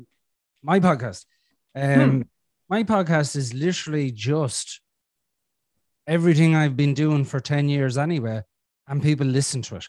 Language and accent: English; Ireland; I'm Irish. We're a bit different over here.